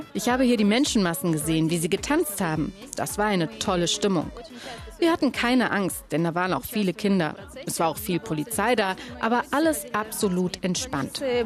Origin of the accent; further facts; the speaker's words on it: Russia; now in Yerevan, Armenia; Wir Russen